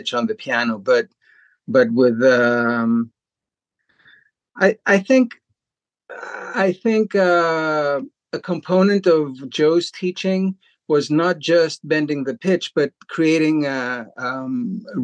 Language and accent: English; Greece; moved away as an adult; also born or lived in Chicago, United States; now in Boston, United States; I came from Greece